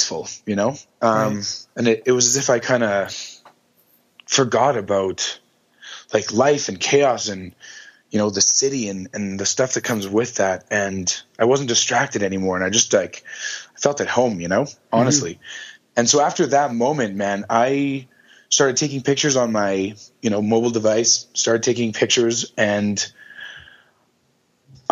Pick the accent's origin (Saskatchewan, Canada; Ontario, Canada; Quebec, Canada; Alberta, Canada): Alberta, Canada; Calgary; born and raised in Calgary, Alberta